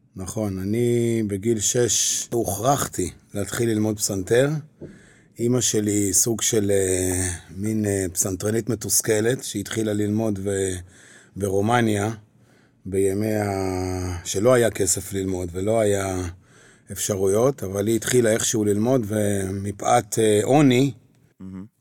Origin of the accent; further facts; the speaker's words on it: Kiryat Bialik, Haifa District, Israel; moved away as an adult; now in Tel Aviv, Israel; אני נולדתי כן. וגדלתי בקריות, בקריית ביאליק